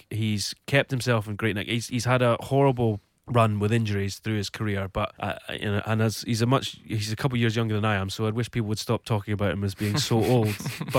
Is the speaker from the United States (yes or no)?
no; Scotland, United Kingdom; as the Scotsman in the corner